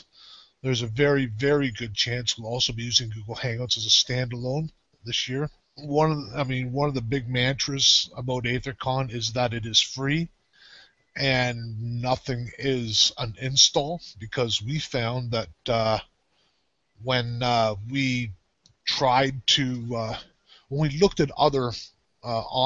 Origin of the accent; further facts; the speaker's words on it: Canada; I am from Canada